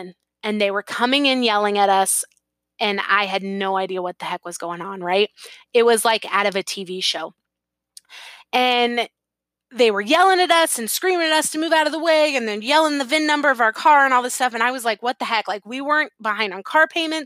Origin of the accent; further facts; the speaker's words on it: San Diego, California, United States; moved away as an adult; I had been born and raised in San Diego